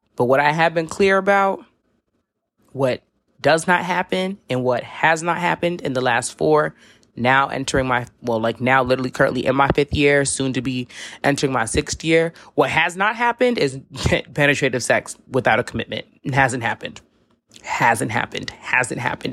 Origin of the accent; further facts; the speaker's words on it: New York City, New York, United States; I live in a metropolitan city. I'm from New York City